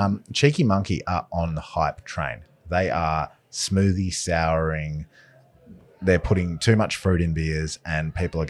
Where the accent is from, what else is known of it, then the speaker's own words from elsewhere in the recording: Tasmania, Australia; Starting out from my home state as the resident Tasmanian.